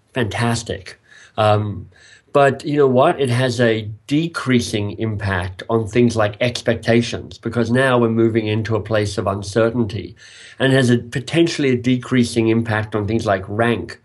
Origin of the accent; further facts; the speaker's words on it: Australia; moved away as an adult; also born or lived in England; now in Toronto, Canada; I am a Australian.